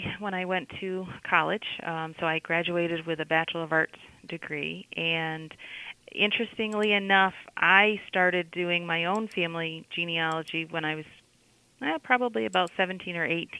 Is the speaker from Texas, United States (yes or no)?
no; Canajoharie, New York, United States; I grew up in Canajoharie.